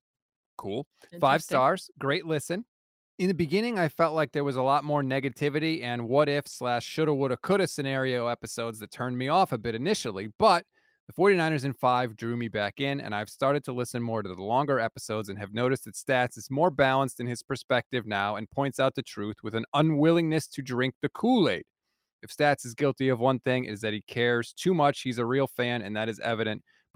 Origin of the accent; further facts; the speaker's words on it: East Coast, United States; We're both from the East Coast, so of course we're going to be more emotional than everybody else.